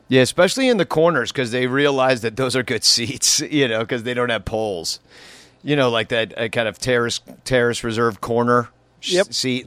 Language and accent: English; Chicago, Illinois, United States; I'm from Chicago